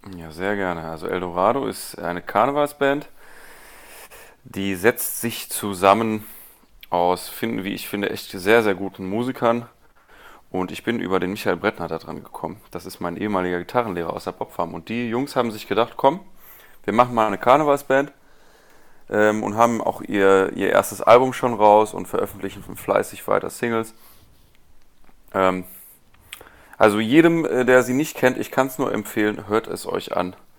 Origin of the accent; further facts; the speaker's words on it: Rhineland, Germany; ich komme aus dem Rheinland